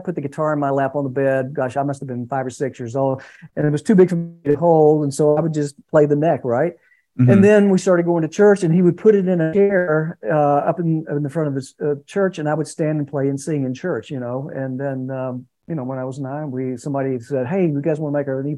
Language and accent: English; Conyers, Georgia, United States; I was born and raised in Conyers, Georgia